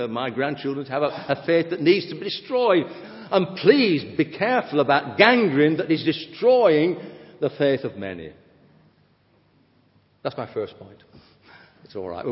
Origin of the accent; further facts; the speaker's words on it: England, United Kingdom; we're English